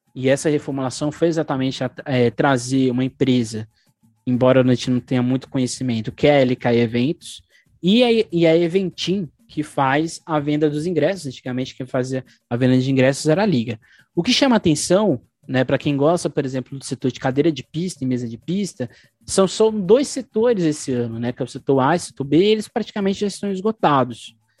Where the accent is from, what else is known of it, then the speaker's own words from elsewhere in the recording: São Paulo, Brazil; nós enquanto paulistanos